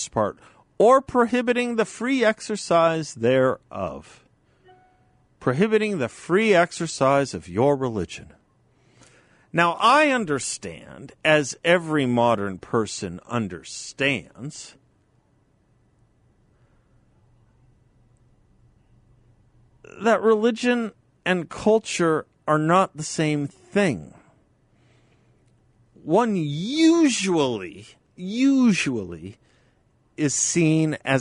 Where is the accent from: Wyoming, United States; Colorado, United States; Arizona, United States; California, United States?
Arizona, United States; Phoenix; here in Phoenix.